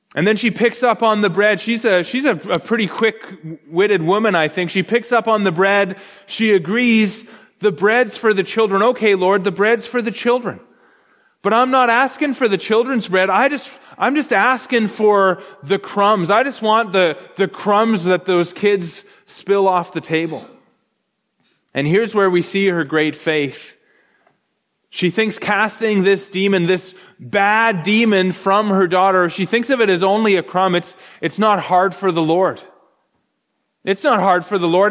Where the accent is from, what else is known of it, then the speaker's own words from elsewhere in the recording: Canada; I'm Canadian